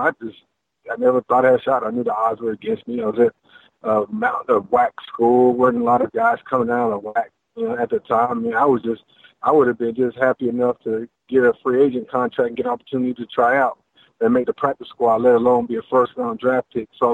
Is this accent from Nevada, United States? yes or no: yes; Las Vegas, Nevada, United States; moved away; also born or lived in Clearfield, Utah; I'm originally a desert kid. I'm originally from Las Vegas